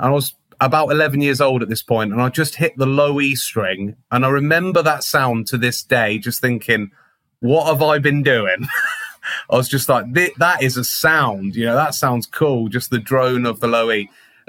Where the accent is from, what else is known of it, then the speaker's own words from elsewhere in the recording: Ketchum, Idaho, United States; which unfortunately is no longer there in Ketchum, which was like a specialist kind of Fender shop in my hometown.